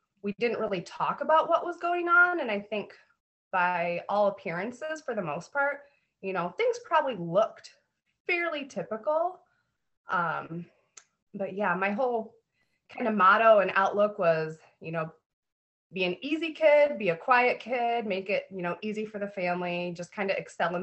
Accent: Spring Lake, Michigan, United States; I was raised in Spring Lake, Michigan

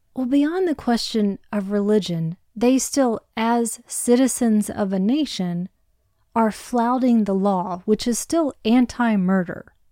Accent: United States; As an American

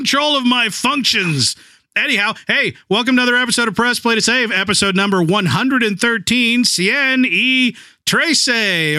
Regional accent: Midwest, United States; as someone from the Midwest

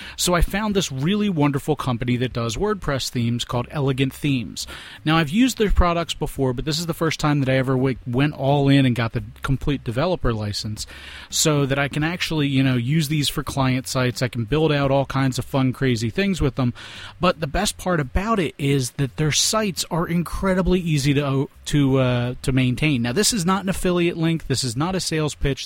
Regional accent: Philadelphia, Pennsylvania, United States; we are from Philadelphia

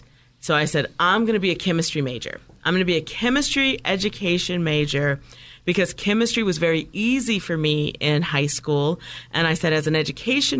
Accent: Toledo, Ohio, United States; I grew up in Midwest, in a small town, Toledo, Ohio.

